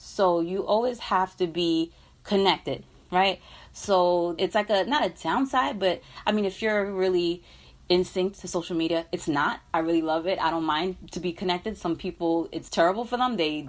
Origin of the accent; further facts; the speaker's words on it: New York City, New York, United States; I was raised in Brooklyn, both parents of West Indian descent, Trinidadian.